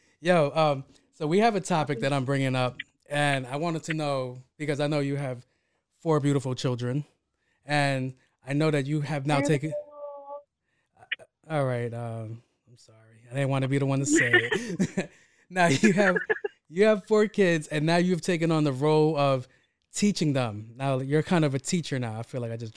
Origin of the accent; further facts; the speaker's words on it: New York City, New York, United States; I grew up in Queens